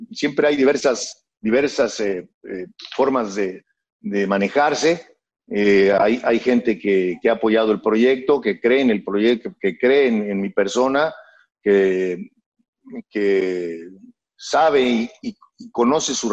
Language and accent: Spanish; Matamoros, Tamaulipas, Mexico; born there; yo nací en Matamoros, Tamaulipas, en, la parte norte del país, en una ciudad fronteriza, frontera con los Estados Unidos, con Brownsville, Texas, con el estado de Texas, Matamoros.